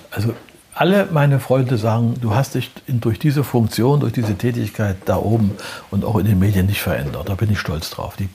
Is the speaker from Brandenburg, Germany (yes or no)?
no; Prora, Mecklenburg-Vorpommern, Germany; born there; In Prora äh, bin ich geboren dann ist mein Vater ja Offizier in der NVA gewesen und die mussten immer umziehen.